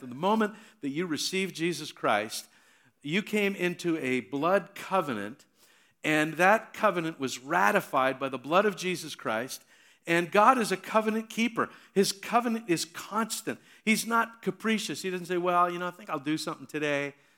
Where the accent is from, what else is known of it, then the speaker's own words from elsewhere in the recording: Hamilton, Ontario, Canada; I was born and raised in Hamilton